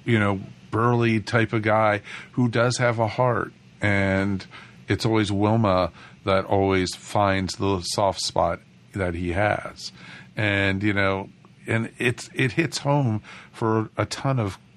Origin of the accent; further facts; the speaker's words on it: United States; I grew up outside of Washington, D.C.